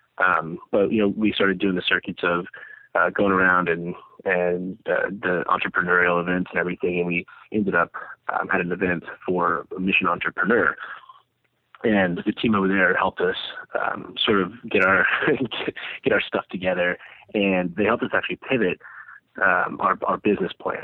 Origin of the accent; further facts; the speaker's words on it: Annapolis, Maryland, United States; Born and raised in Annapolis, Maryland, right near the Naval Academy.